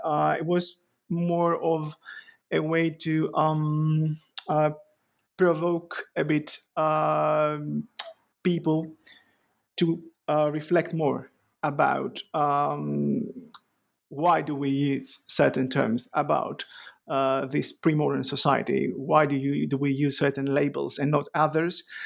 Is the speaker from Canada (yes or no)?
no; Greece; moved away as an adult; also born or lived in Athens, Greece / Ioannina, Greece; now in Edinburgh, United Kingdom; I was born in Athens, raised, uh, in Chalcedon